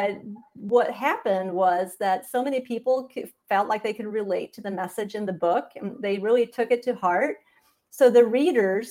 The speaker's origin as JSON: {"language": "English", "country": "Sweden", "tie": "born or raised there", "also_born_or_lived": "Montana / Indiana", "moved": "as an adult", "said": "I grew up in Sweden"}